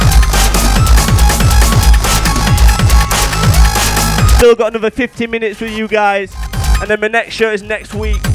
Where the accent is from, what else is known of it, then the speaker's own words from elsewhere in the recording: Yorkshire and the Humber, United Kingdom; I'm from West Yorkshire. Leeds, Huddersfield represent